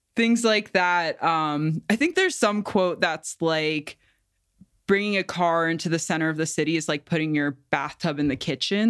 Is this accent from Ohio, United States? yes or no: yes; Cincinnati, Ohio, United States; also born or lived in Bay Area; now in New Mexico, United States; I'm from Cincinnati originally